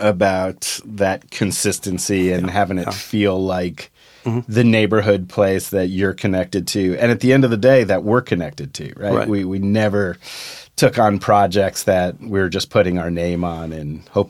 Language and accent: English; Morristown, New Jersey, United States; we grew up in Morristown, 45 minutes from New York.